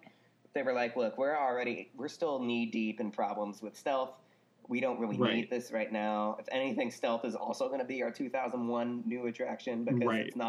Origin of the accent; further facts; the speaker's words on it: Scotts Valley, California, United States; also born or lived in Arizona; had lived in Arizona for a couple of years, actually, in the mid-90s, mm-hmm. and then we ended up back in Scotts Valley in 1997.